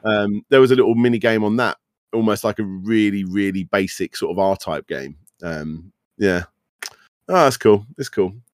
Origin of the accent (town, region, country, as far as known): United Kingdom